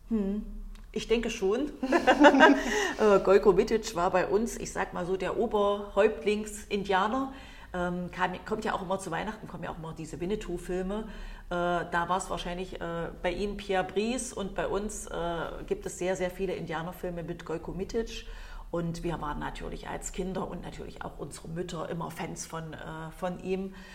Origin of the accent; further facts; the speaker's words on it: East Germany, Germany; bin ich ja nun äh, in der DDR aufgewachsen als Kind